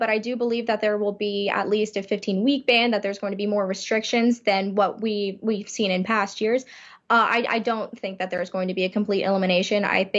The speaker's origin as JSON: {"language": "English", "town": "Miami", "region": "Florida", "country": "United States", "tie": "born or raised there", "lives_now": "Gainesville, United States", "said": "I grew up in Miami"}